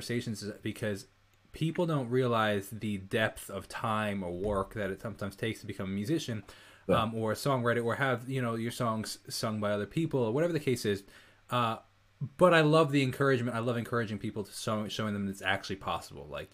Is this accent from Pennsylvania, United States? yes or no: no; Northport, New York, United States; I'm a musician from Northport, New York